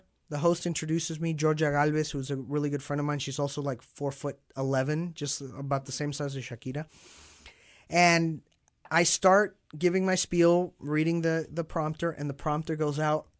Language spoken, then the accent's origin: English; Mexico City, Mexico; now in Dallas, United States; mostly, I grew up in Mexico, in Mexico City.